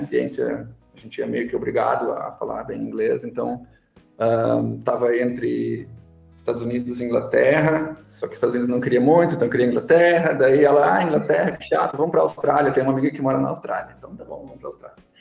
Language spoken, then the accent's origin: Portuguese; São Leopoldo, Rio Grande do Sul, Brazil; accent: gaúcho; moved away as an adult; now in São Paulo, Brazil; Eu, eu sou de São Leopoldo, que é uma cidade na região metropolitana de Porto Alegre, e adquiri meu sotaque lá, e mesmo anos morando longe, ele não vai embora.